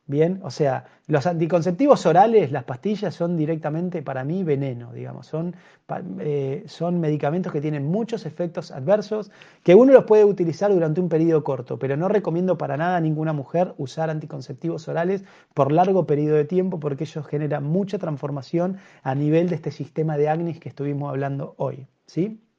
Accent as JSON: {"language": "Spanish", "country": "Argentina", "tie": "born there", "said": "porque nacimos en Argentina, nacimos en Occidente"}